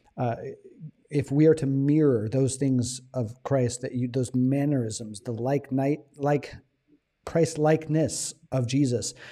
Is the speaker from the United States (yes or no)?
yes; United States; now in Thailand; as an American